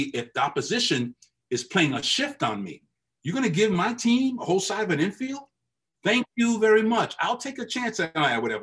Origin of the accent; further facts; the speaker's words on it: New York City, New York, United States; growing up in New York as a Met fan